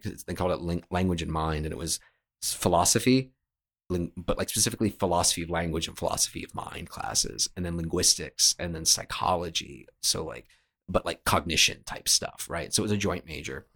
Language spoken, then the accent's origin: English; Richmond, Virginia, United States; moved away as an adult; also born or lived in New York; I'm from Richmond, Virginia, and I moved up to New York